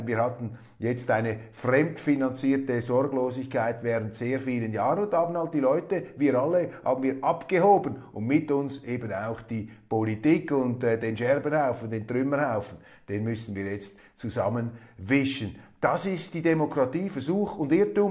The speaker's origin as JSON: {"language": "German", "country": "Switzerland", "said": "als Schweizer"}